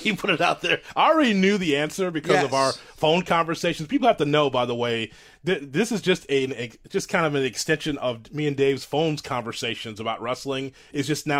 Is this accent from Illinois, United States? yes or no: yes; Chicago, Illinois, United States; I'm from Chicago, so I come from Vern Gagne's TV in the AWA.